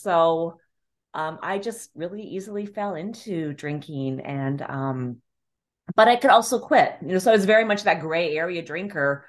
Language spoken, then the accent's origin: English; Calgary, Alberta, Canada; moved away as an adult; now in New York, United States; I'm originally from Calgary, Canada.